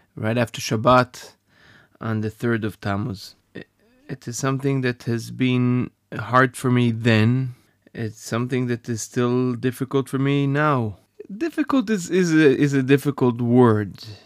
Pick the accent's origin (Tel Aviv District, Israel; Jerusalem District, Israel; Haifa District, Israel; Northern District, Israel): Northern District, Israel; Safed; I grew up in Sfat